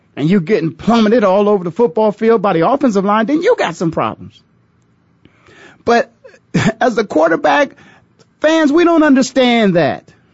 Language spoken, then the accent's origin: English; Canton, Ohio, United States; moved away; That's where it all began for me, born and raised there in the city, the Hall of Fame city as we call it